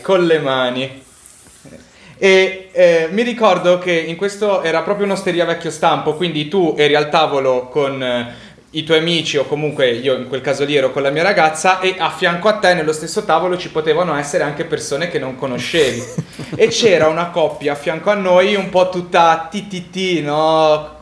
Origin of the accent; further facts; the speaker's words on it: Naples, Campania, Italy; essendo napoletano